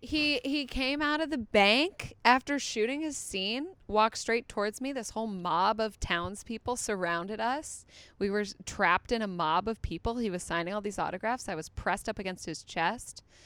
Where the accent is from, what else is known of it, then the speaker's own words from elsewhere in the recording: Chicago, Illinois, United States; moved away; also born or lived in East Coast / Australia / England; From Chicago